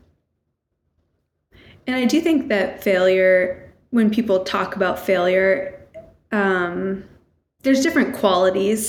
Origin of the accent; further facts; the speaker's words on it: New Hampshire, United States; I grew up in New Hampshire